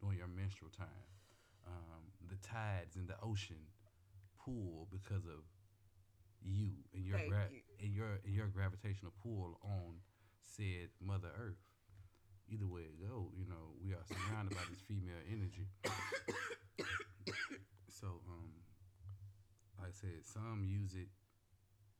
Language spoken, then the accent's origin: English; Memphis, Tennessee, United States; I'm from Memphis, Tennessee